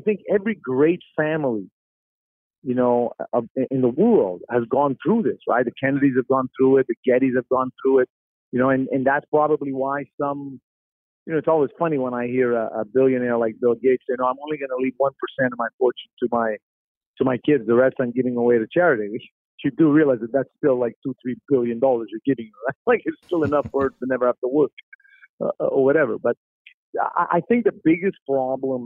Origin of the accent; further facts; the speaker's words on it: Montreal, Quebec, Canada; I grew up in the East End of Montreal